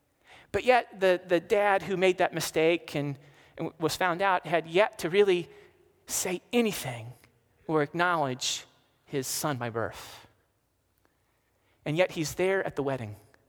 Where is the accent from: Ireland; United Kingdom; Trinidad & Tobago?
Ireland; I'm Irish